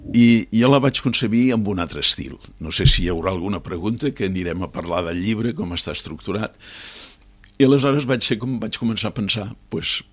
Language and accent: Catalan; Cambrils, Catalonia, Spain; moved away; després d'estar quasi 50 anys fora fora d'Espanya i fora de Catalunya i jubilat tornar, diguéssim, a les arrels, vaig voler deixar un, una marca, una impremta a, eh, al meu poble, a Cambrils.